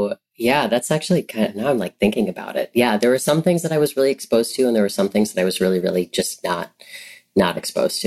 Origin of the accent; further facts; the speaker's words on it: Champaign, Illinois, United States; also born or lived in Carbondale, Illinois; now in Chicago, United States; I was born near Carbondale, where Southern Illinois University is. And then I grew up near Champaign-Urbana, where the University of Illinois is, which is where I went to college